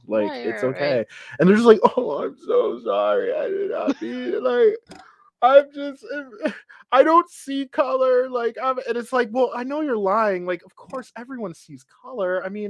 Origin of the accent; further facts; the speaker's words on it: Connecticut, United States; moved away; And I'd be like, huh? Like, Connecticut.